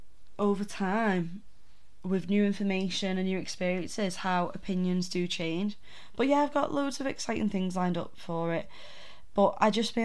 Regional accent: the north of England, United Kingdom; accent: northern; my droning northern accent

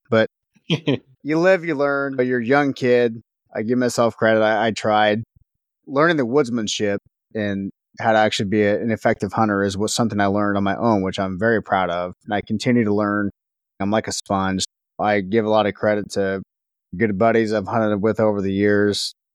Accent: Northwest Missouri, United States; I grew up in Northwest Missouri

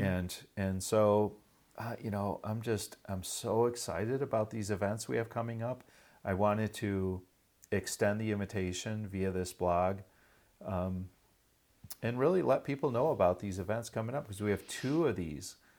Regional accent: Michigan, United States; right here in Michigan, my home state

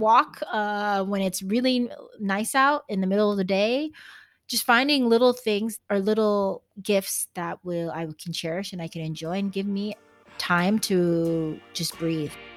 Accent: Texas, United States; they call me the Texan

